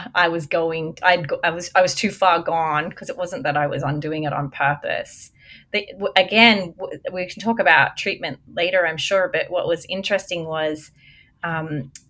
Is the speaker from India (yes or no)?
no; Australia; moved away; also born or lived in America; I'm an Australian